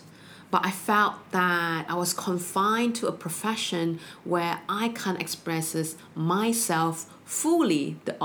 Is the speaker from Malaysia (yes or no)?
yes; Malaysia; growing up in Malaysia, we have the education system at the age of 16